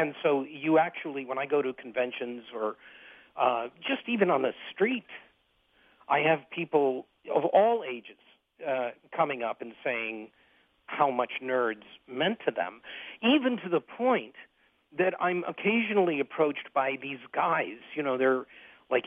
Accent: Detroit, Michigan, United States; also born or lived in Switzerland; I grew up in Detroit. I was born at Harper Hospital in 1953

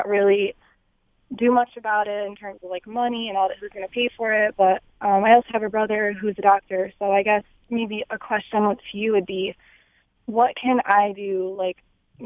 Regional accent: Chicago, Illinois, United States; now in Detroit, United States; I grew up in Chicago

